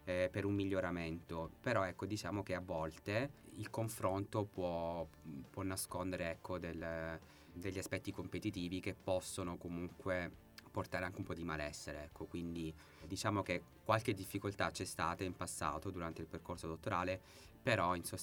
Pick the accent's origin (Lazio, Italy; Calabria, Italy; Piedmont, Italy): Calabria, Italy; Reggio Calabria; now in Padua, Italy; Di Reggio Calabria.